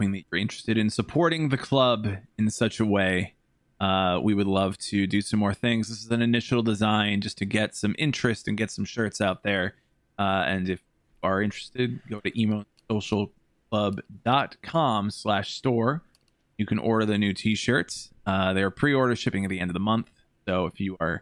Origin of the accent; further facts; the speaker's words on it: Des Plaines, Illinois, United States; our friends in Wolf Road from my hometown